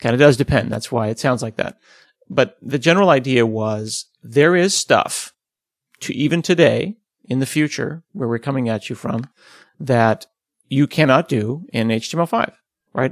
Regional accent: United States; we're American

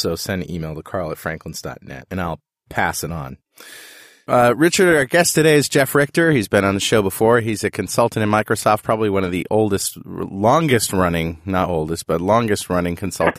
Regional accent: Toowoomba, Queensland, Australia; Joel started bagging Toowoomba. That is my hometown, and I thought I should stand up for it.

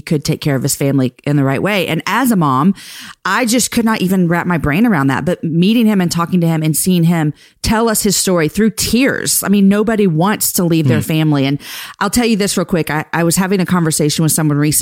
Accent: Houston, Texas, United States; I grew up in Houston

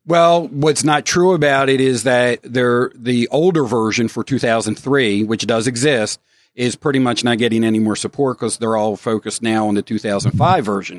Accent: Baltimore, Maryland, United States; now in Northern Virginia, United States; I'm originally from Baltimore

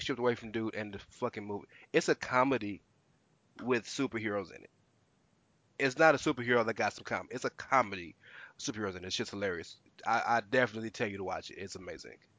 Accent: the South, United States; I am growing up in the South

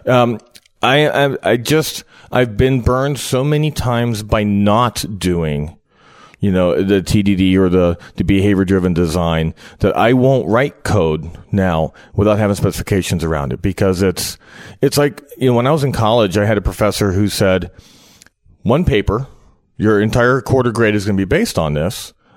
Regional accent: Cincinnati, Ohio, United States; I'm from Cincinnati

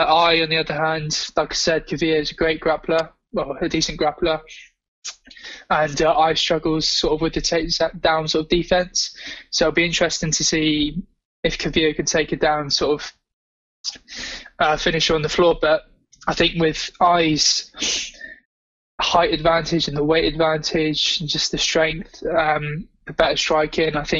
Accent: England, United Kingdom; as an Englishman

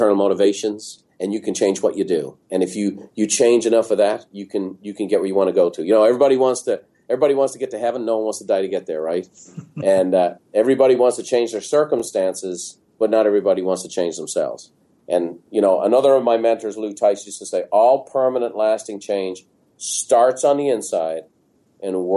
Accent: Dublin, Leinster, Ireland; moved away as an adult; now in San Diego, United States; growing up in Ireland

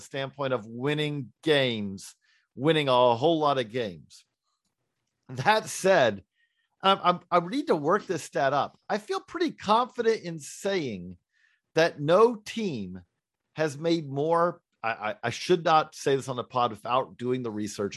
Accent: Georgia, United States; I grew up in Georgia.

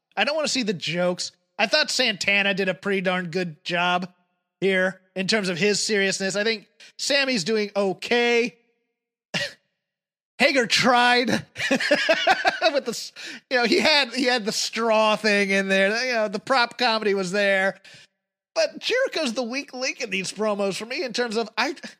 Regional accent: United Kingdom; now in United States; as a Brit

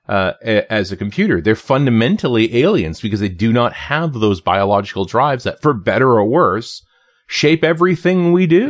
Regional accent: Canada; as a Canadian

